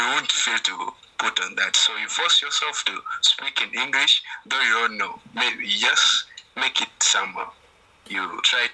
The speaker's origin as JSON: {"language": "English", "country": "Uganda", "second_language": "English", "said": "I'm from Uganda"}